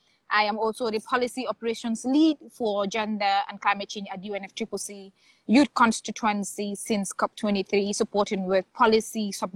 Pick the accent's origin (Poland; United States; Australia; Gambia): Gambia; Banjul; I am from the Gambia